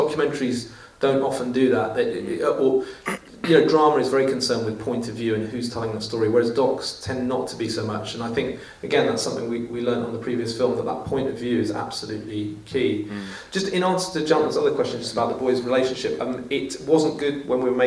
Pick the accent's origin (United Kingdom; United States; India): United Kingdom; England; I speak as an Englishman